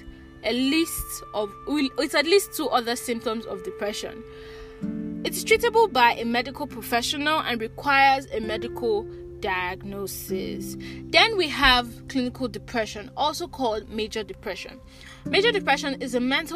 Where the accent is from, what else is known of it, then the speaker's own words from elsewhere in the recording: Nigeria; grow up as a Nigerian, living in Nigeria